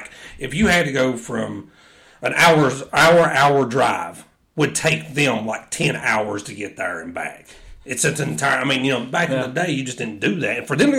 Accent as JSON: {"language": "English", "region": "the South", "country": "United States", "said": "I am from the South. We are from the South."}